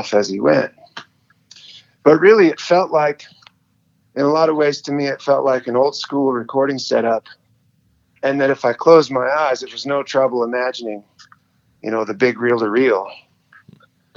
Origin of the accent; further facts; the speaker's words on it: Montana, United States; I'm born and raised in Montana